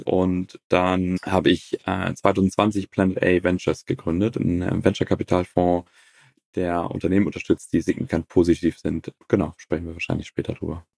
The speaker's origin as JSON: {"language": "German", "region": "Northern Germany", "country": "Germany", "tie": "born or raised there", "said": "Ich selber bin auf dem Bauernhof groß geworden in Norddeutschland"}